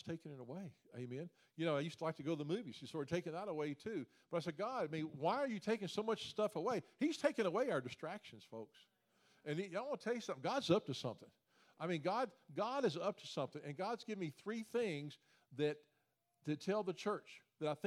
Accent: Memphis, Tennessee, United States; moved away as an adult; also born or lived in Olive Branch, Mississippi; now in Winter Park, United States; born and raised in Memphis, moved to Orlando, Florida about 13 years ago

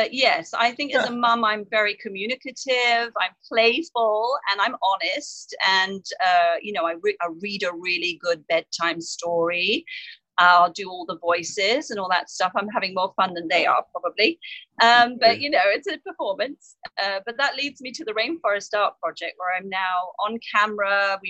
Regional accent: England, United Kingdom; I had a lot of insecurities growing up in England

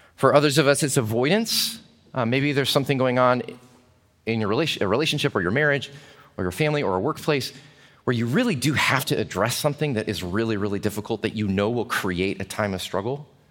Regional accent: United States; as Americans

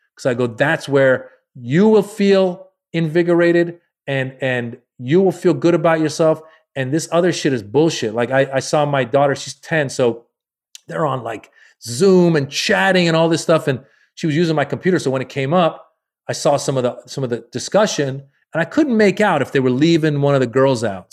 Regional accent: Marin County, Northern California, United States; also born or lived in Iran; I grew up in Marin County, Northern California, it's very white

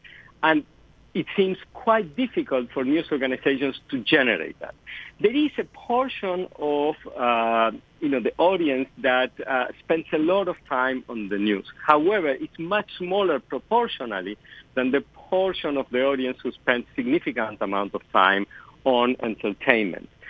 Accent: Argentina; first language Spanish; English is a second language; moved away; English is not my native language. I was born and raised in Argentina

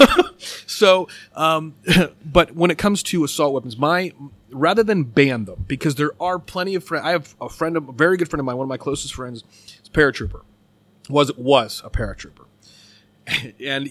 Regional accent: United States; we have as American citizens

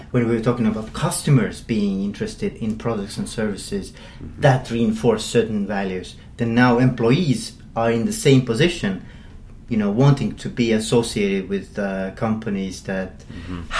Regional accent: Ireland; I'm an Irishman

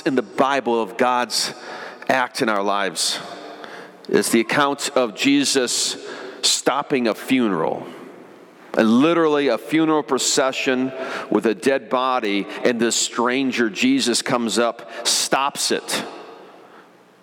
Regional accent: Michigan, United States; I remember the first year growing up in Michigan, we've regularly had snow, but not always.

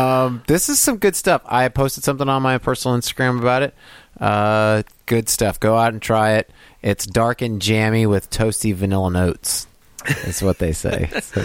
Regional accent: Kansas, United States; I'm from Kansas?

